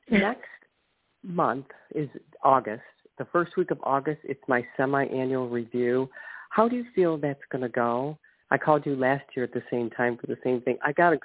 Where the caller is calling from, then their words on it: Ohio, United States; from Ohio.